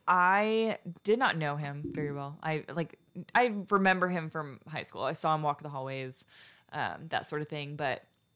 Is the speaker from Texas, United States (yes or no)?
yes; Houston, Texas, United States; now in The Woodlands, United States; I live in the Woodlands. I'm from Houston.